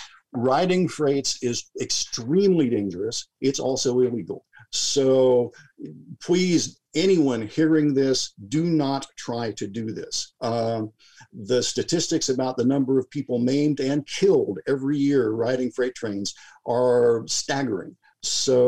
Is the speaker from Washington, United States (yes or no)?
yes; Auburn, Washington, United States; born or raised there; also born or lived in Kansas City, Missouri; now in Northern California, United States